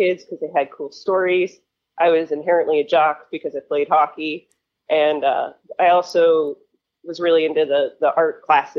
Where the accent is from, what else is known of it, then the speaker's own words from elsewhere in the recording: Littleton, Massachusetts, United States; So I grew up in Littleton, Massachusetts, which is northwest of Boston, about 45 minutes.